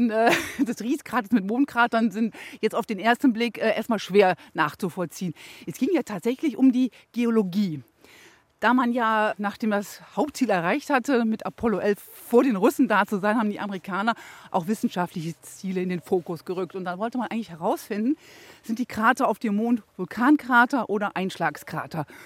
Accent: Rhineland, Germany; das macht mich jetzt so ein bisschen stolz als Rheinländer

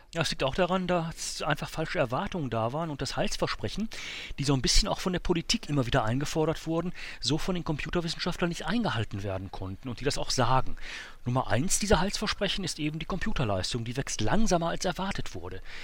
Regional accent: Germany; bei uns in Deutschland, in Europa

